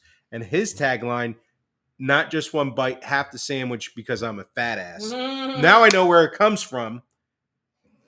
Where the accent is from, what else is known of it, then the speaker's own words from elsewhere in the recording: New Jersey, United States; now in Tampa, United States; my hometown pizza, really? New Jersey